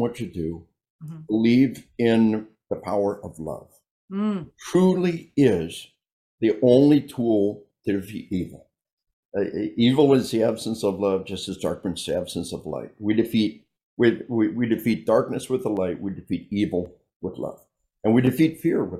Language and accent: English; Arkansas, United States; we are from Arkansas